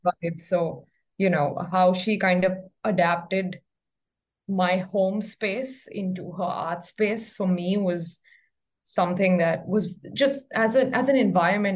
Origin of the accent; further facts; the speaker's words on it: Mumbai, Maharashtra, India; moved away as an adult; also born or lived in Ithaca, New York, United States; I was born and raised in Mumbai, and I live here right now